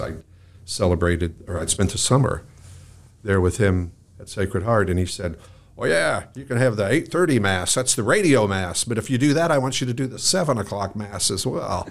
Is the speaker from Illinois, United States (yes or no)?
yes; Mattoon, Illinois, United States; when I was growing up in Mattoon